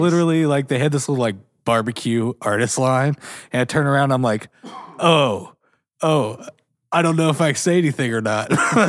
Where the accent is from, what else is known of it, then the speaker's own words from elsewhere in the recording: Kentucky, United States; we're from Kentucky.